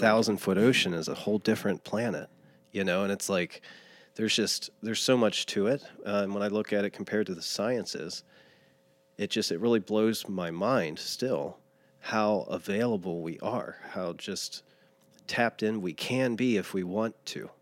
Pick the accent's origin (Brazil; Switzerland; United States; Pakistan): United States; Lawrenceburg, Indiana; In Lawrenceburg, Indiana.